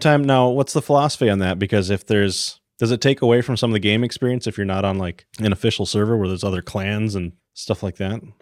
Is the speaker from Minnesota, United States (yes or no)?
yes; Iron Range, northern Minnesota, United States; I grew up on the Iron Range, way in the deep woods. Um, so we had seven acres of just forest, northern Minnesota